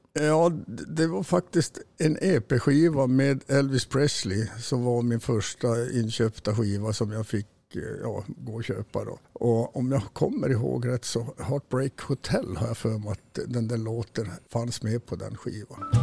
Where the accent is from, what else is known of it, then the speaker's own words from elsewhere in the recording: Kiruna, Norrbotten County, Sweden; moved away; also born or lived in Salmi, Jukkasjärvi; jag är född i Kiruna faktiskt